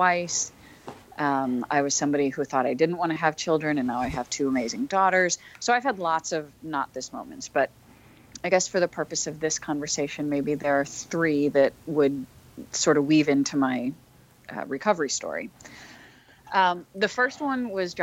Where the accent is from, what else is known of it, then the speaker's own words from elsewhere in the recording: St. Louis, Missouri, United States; my hometown of St. Louis